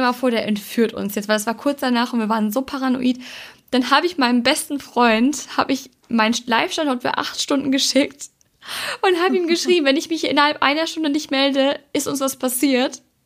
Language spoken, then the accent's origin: German; Germany; wir sind Deutsche.